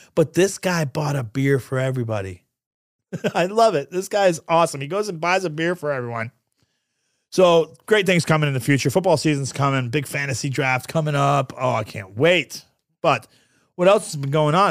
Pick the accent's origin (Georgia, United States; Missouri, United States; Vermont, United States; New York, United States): New York, United States; moved away; I'm Sicilian from New York